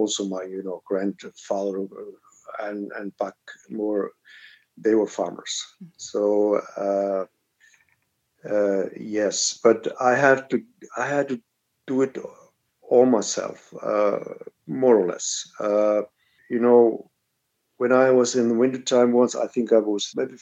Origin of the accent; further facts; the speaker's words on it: Reykjavik, Capital Region, Iceland; I was growing up in Reykjavik, and the next house beside me where I was growing up